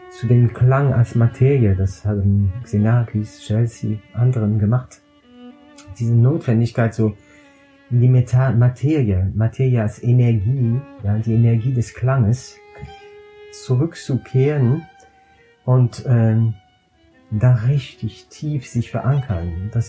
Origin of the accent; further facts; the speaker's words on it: Strasbourg, Grand Est, France; Ich komme aus Straßburg